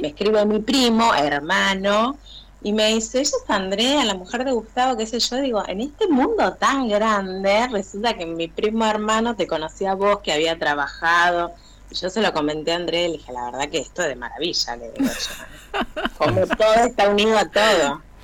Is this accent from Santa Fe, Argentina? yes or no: no; Burzaco, Buenos Aires Province, Argentina; trabajo en la escuela especial de acá de sordos de Bursaco, soy de zona